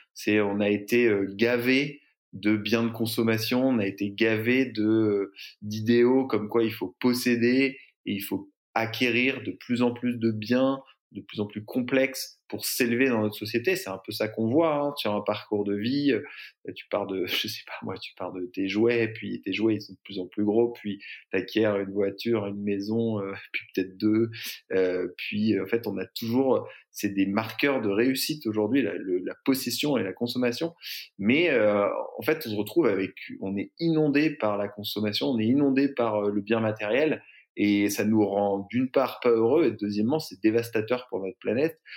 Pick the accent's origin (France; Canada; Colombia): France; Brittany; also born or lived in San Francisco; now in Marseille, France; J'ai grandi en Bretagne